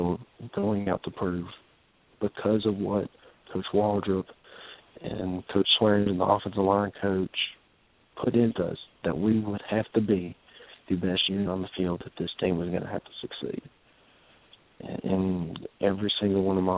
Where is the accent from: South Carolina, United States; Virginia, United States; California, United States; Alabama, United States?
Alabama, United States; Madison; I'm from Madison